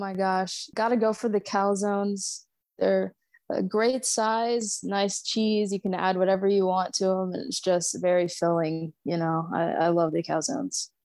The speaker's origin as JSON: {"language": "English", "town": "Savannah", "region": "Georgia", "country": "United States", "tie": "born or raised there", "said": "I grew up in Savannah, so SCAD is everywhere all around the city"}